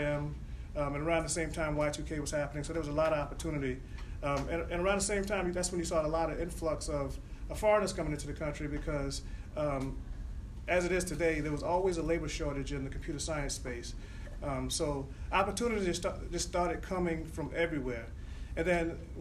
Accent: South Carolina, United States; moved away as an adult; also born or lived in Boston; I grew up in South Carolina in a rural area

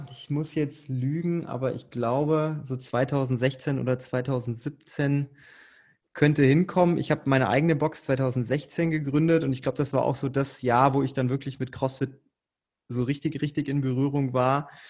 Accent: Frankfurt, Hesse, Germany; ich komme aus der Ecke Frankfurt, also für mich ist das quasi um die Ecke.

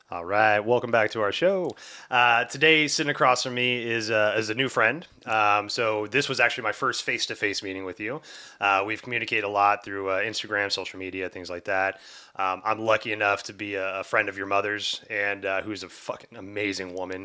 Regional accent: the South, United States; growing up in the South

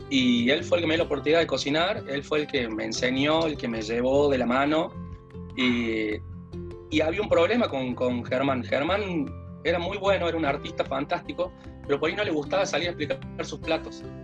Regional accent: Salta, Argentina; now in Córdoba, Argentina; yo vine desde Salta, que no conocía eh, a nadie en Córdoba, tenía a mis hermanos acá

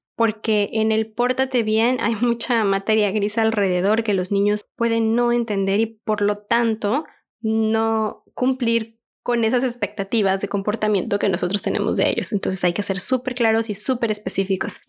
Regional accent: Mexico; En mi país, México, es muy

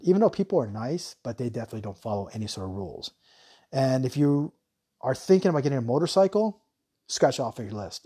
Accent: United States; now in Thailand

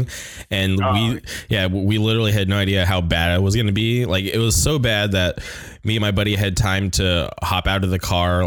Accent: Palm Springs, California, United States; when I was younger growing up in Palm Springs

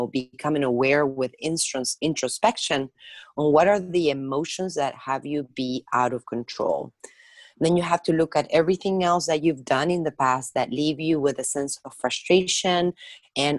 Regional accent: Argentina; moved away as an adult; also born or lived in France; now in United States; I was born in Argentina, and at this point, I spent half of my life in the United States. I came here when I graduated from my hospitality degree.

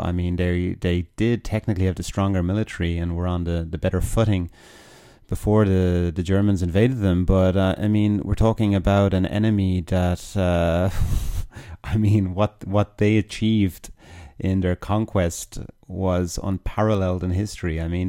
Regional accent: Ireland; as an Irishman, this may not be a popular thought experiment for any Irish listeners out there

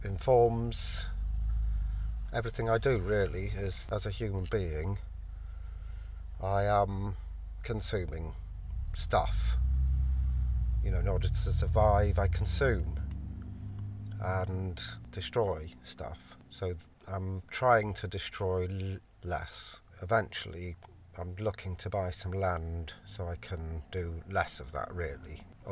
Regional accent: Yorkshire and the Humber, United Kingdom; also born or lived in London; originally I was born in London, Islington. We lived kind of in like the Camden Town area, which I love. And then when I was five, we moved up to Yorkshire.

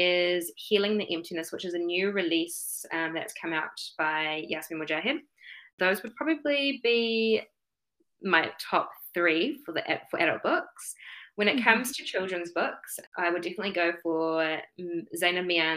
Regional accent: Auckland, New Zealand; born and bred in Tamaki Makaurau, Auckland

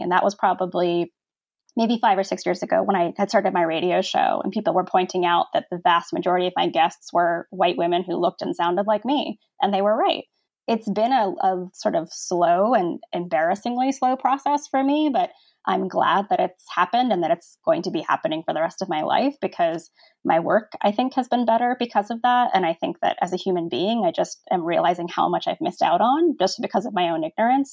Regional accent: Virginia Beach, Virginia, United States; I'm from Virginia and I'm from a beach town, Virginia Beach

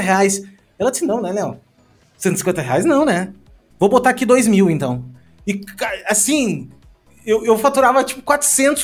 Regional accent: Rio Grande do Sul, Brazil; eu sou do Rio Grande do Sul

